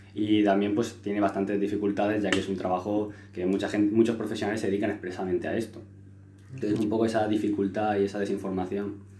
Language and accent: Spanish; Los Alcázares, Region of Murcia, Spain; allí en mi pueblo